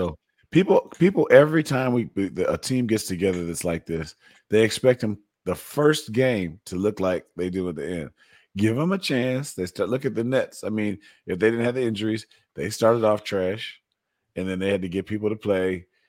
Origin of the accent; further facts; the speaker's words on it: Evanston, Illinois, United States; I'm from Evanston.